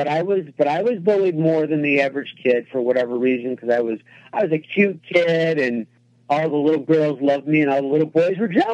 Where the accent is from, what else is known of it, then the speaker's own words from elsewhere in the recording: Rochester, New York, United States; I grew up in Rochester, which is upstate New York in the inner city